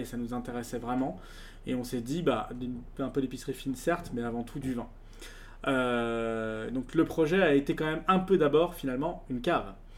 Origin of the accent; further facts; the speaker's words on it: Lyon, Auvergne-Rhône-Alpes, France; je suis lyonnais d'origine